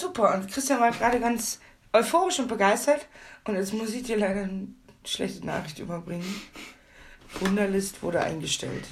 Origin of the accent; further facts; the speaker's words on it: Hamburg, Germany; ich komme ja aus Hamburg